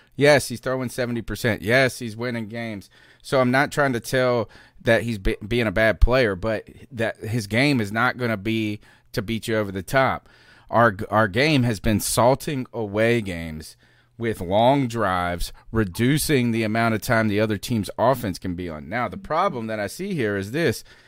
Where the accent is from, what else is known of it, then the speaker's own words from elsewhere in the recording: Eastern North Carolina, United States; I'm from Eastern North Carolina